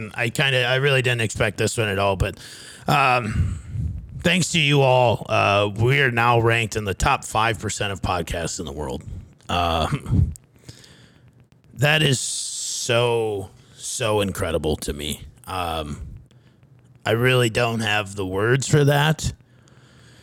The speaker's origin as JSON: {"language": "English", "town": "Fairmont", "region": "Minnesota", "country": "United States", "tie": "born or raised there", "also_born_or_lived": "Scottsdale", "said": "my hometown, Fairmont, Minnesota"}